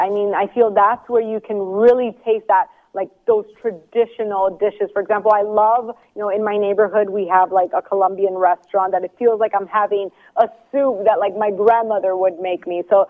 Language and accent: English; Miami, Florida, United States; I'm from Florida myself. I grew up in Miami. I live there.